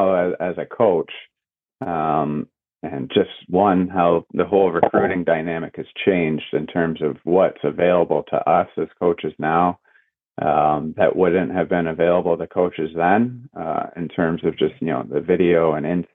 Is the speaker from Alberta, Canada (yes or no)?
no; Barrie, Ontario, Canada; moved away as an adult; also born or lived in Huntsville; now in Oswego, United States; I grew up in Barrie